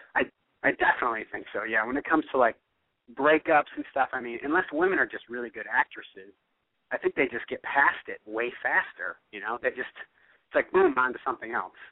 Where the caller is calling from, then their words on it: San Diego, California, United States; I'm 32. I'm calling from San Diego